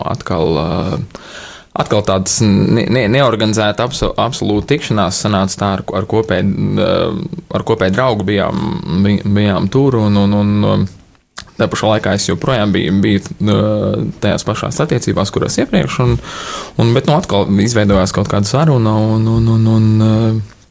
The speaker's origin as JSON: {"language": "Latvian", "town": "Liepāja", "region": "Kurzeme", "country": "Latvia", "moved": "as an adult", "lives_now": "Riga, Latvia", "said": "es nāku no Liepājas"}